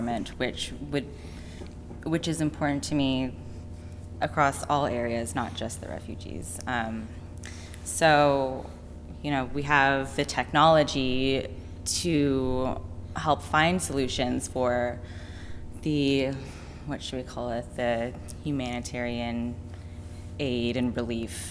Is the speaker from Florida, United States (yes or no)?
no; San Francisco, California, United States; moved away as an adult; also born or lived in London / Paris / New York; I'm from San Francisco